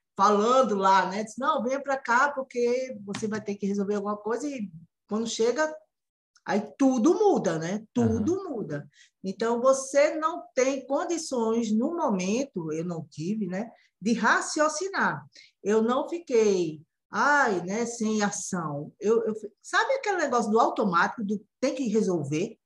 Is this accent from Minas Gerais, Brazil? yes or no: no; Recife, Pernambuco, Brazil; Eu falo de Recife, a terra do frevo, eu sou pernambucana